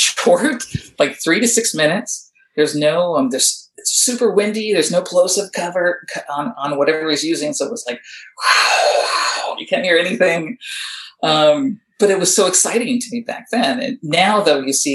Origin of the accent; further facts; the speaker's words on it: Southern California, United States; I grew up out here in Southern California in kind of a rural area.